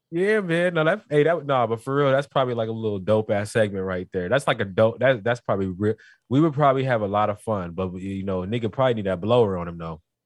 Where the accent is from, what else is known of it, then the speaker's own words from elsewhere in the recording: North Carolina, United States; now in California, United States; I'm not even really from Cali. I'm from North Carolina